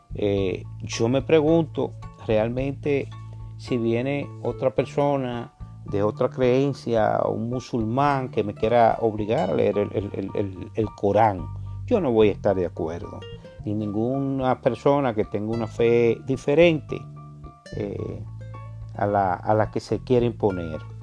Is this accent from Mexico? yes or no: no; Dominican Republic; como dominicano, nosotros somos muy apasionados con la política, el béisbol, eh, el merengue, la bachata